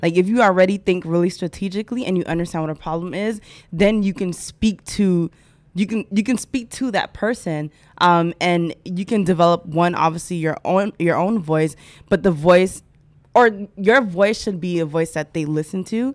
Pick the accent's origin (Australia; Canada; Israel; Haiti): Haiti; I am Haitian